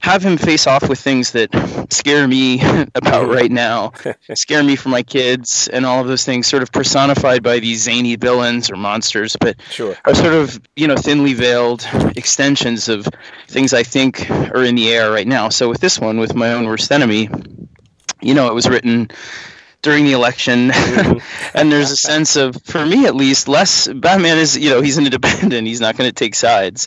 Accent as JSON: {"language": "English", "region": "New York", "country": "United States", "tie": "born or raised there", "said": "I grew up in New York, in the city"}